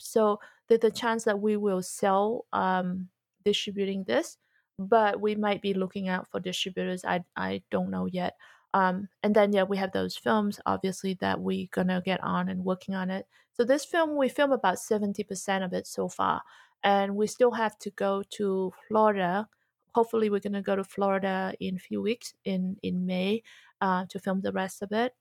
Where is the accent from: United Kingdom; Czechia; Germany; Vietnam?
Vietnam; moved away; also born or lived in Australia / America; growing up in Vietnam